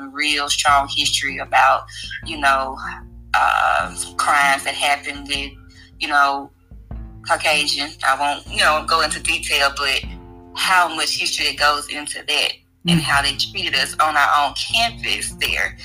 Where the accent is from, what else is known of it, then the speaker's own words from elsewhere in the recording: Mississippi, United States; I'm from Mississippi